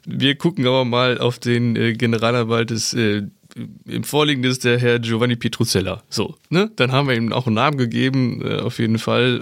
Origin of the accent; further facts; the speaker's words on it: North Rhine-Westphalia, Germany; bei uns in Nordrhein-Westfalen